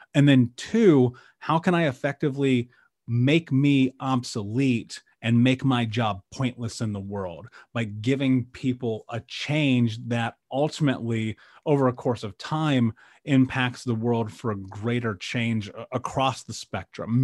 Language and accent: English; Indianapolis, Indiana, United States; I grew up in Indianapolis, um, the middle of America